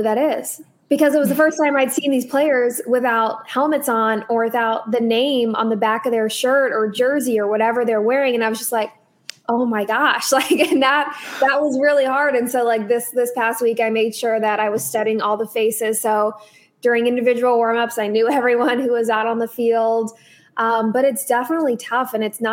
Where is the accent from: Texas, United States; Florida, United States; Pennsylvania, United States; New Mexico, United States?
Texas, United States; Dallas; moved away as an adult; also born or lived in Missouri; now in Arizona, United States; So I'm from Dallas. I grew up there